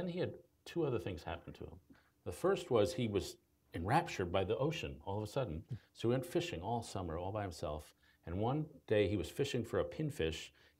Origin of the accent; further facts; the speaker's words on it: New York, United States; also born or lived in Chicago; I'm a New Yorker